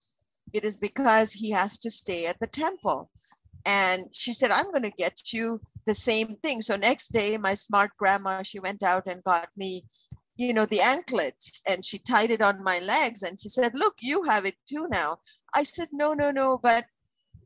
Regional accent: Kerala, India; also born or lived in Nairobi, Kenya; now in Canada; I was born and raised in Kerala.

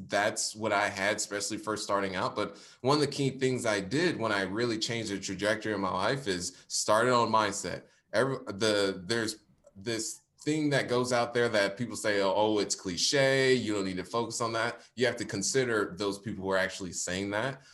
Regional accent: Indianapolis, Indiana, United States; based in Indianapolis, Indiana, born and raised

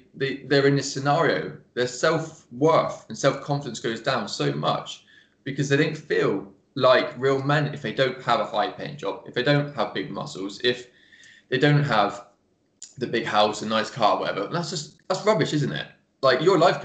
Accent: England, United Kingdom; accent: English; my English accent

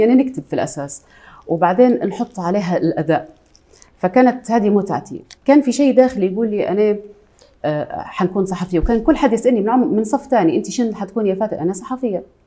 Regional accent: Tripoli, Tripoli District, Libya; accent: Libyan; انا آه، عراقيه الاصل ليبيه المنشا

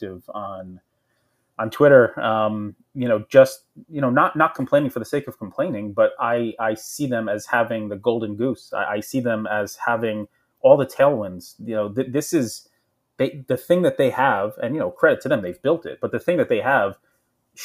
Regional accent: New Jersey, United States; I grew up in Jersey

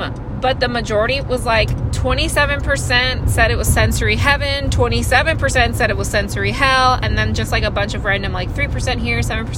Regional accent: Texas, United States; I'm from Texas, actually.

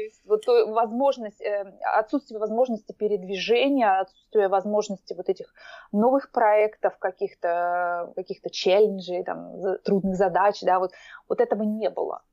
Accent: Omsk, Omsk Oblast, Russia; moved away as an adult; also born or lived in Moscow; now in Oslo, Norway; я из России, я жила последние 7 лет, я жила в Москве и вообще родилась я в Омске. Угу. Я сибирячка

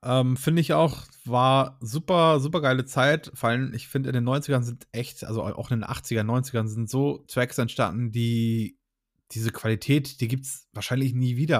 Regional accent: Hamburg, Germany; moved away; wir kommen beide ursprünglich aus Hamburg eigentlich

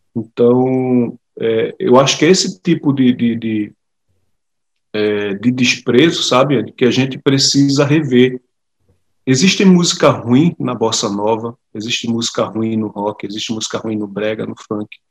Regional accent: Recife, Pernambuco, Brazil; moved away as an adult; now in Portugal; eu sou pernambucano

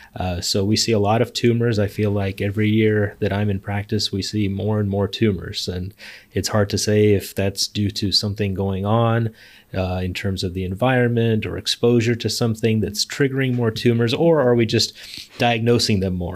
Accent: Los Angeles, California, United States; moved away as an adult; also born or lived in Chicago / Philadelphia / Bay Area; now in San Diego, United States; I was born in Chicago, but then mostly grew up in Los Angeles

